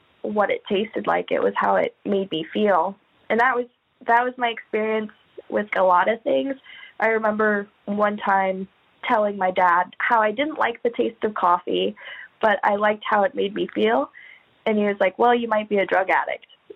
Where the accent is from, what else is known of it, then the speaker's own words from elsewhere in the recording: Anchorage, Alaska, United States; I'm from Anchorage, Alaska, born in Anchorage.